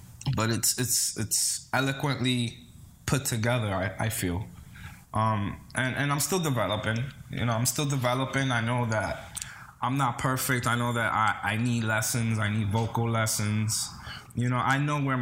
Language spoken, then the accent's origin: English; New York City, New York, United States; also born or lived in Dominican Republic; I'm Cuban and Dominican, born and raised in the Bronx. Raised in Dominican Republic till I was about 7 years old.